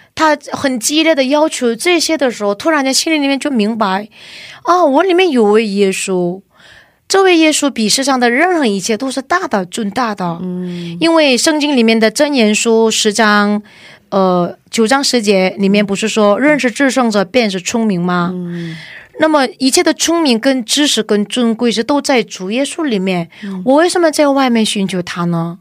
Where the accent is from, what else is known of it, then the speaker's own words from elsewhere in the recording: China; moved away as an adult; now in South Korea; 我又爱中国的弟兄姊妹们。嗯。而且我又在那里出生